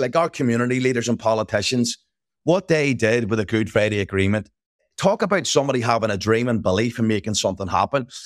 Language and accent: English; Belfast, Northern Ireland, United Kingdom; I grew up in Northern Ireland or Belfast.